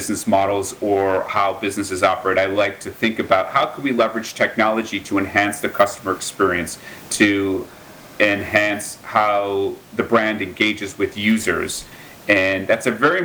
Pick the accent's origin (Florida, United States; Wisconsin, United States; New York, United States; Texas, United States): Wisconsin, United States; Milwaukee; I grew up in Wisconsin on the south side of Milwaukee from a very working class family